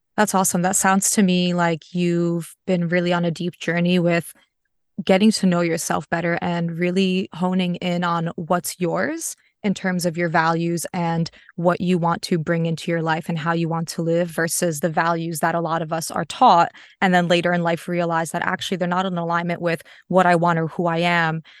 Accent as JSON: {"language": "English", "country": "United States", "tie": "born or raised there", "said": "I'm Polish American, so both of my parents immigrated from Poland, so I'm a first generation in the U S. I was born there."}